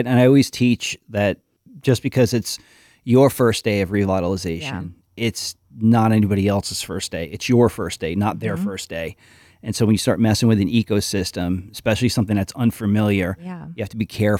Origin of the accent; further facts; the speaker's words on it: New York, United States; Whereas me, I'm kind of like the alienated New Yorker.